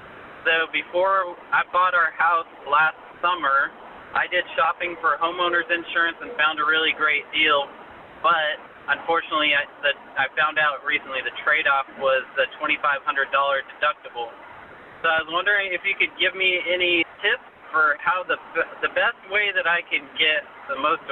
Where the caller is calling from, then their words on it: Texas, United States; I'm calling from Texas